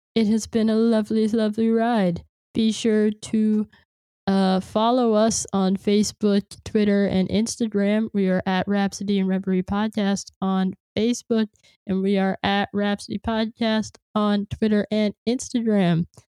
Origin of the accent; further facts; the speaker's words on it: California, United States; moved away; I'm from California